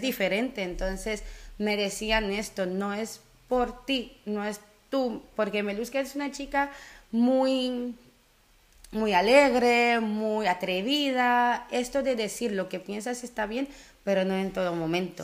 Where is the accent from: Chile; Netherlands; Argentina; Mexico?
Netherlands; also born or lived in Curaçao; vengo de Sudamérica, pero crecí en Holanda. Y bueno, siendo Holanda cuando me fui con nueve años